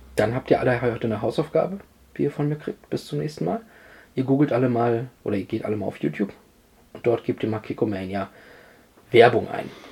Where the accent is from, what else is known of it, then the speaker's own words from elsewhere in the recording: Germany; uns als Deutsche